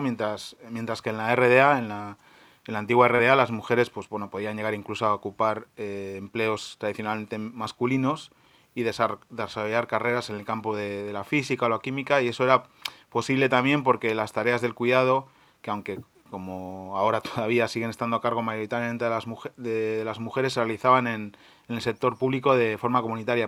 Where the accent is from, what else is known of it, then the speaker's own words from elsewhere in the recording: Spain; now in Germany; en nuestros países de origen, en Argentina y en España